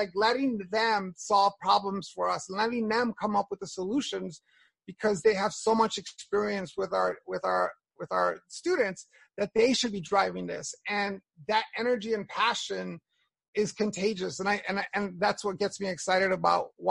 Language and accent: English; New York, United States; I grew up in Hell's Kitchen in a terrible community